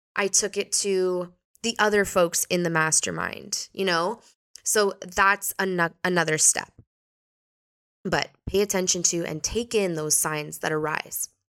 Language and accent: English; Canada; now in Portugal; I was born in Canada, but now I live here.